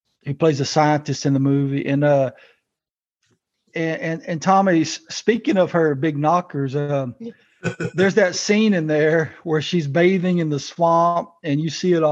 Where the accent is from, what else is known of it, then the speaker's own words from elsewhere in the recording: South Louisiana, United States; I grew up in South Louisiana and I'm surrounded by swamps